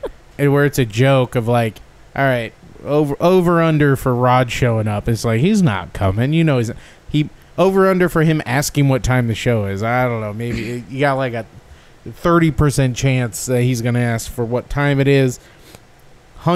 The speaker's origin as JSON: {"language": "English", "town": "San Luis Obispo", "region": "California", "country": "United States", "tie": "born or raised there", "said": "my hometown of San Luis Obispo"}